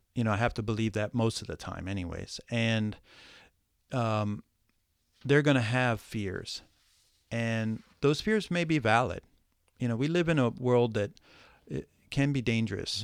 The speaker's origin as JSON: {"language": "English", "region": "Ohio", "country": "United States", "tie": "born or raised there", "also_born_or_lived": "New York City", "moved": "as an adult", "said": "I was born in Ohio, lived in the, in, uh, what I call the cornfields of Ohio"}